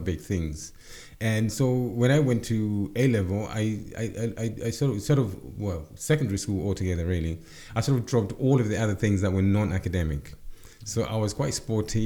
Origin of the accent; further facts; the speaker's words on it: Zimbabwe; moved away as an adult; also born or lived in Zambia / Luton, United Kingdom; now in United Kingdom; I was raised in Zim, a brand new country at that point